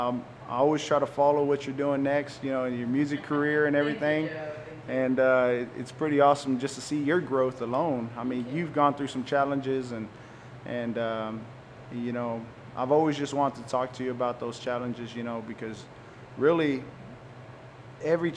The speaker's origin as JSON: {"language": "English", "town": "Waco", "region": "Texas", "country": "United States", "tie": "born or raised there", "accent": "Chicano", "said": "I grew up in Southside of Waco."}